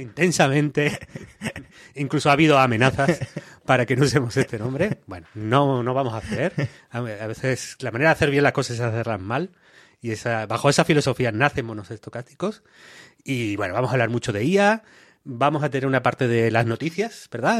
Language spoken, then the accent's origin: Spanish; Málaga, Andalusia, Spain; accent: malagueño; yo soy un chaval de Málaga